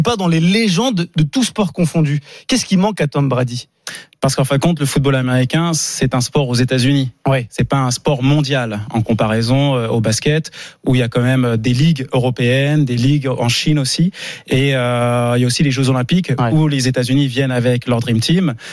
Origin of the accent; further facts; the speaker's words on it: Montreuil, Île-de-France, France; j'ai grandi à Montreuil-sous-Bois dans le 93